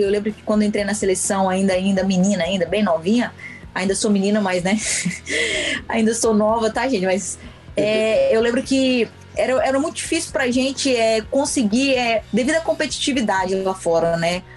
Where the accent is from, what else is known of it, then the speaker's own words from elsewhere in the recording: interior of Goiás, Brazil; eu sou de uma cidade do interior de Goiás, uma cidade de menos de 10 mil habitantes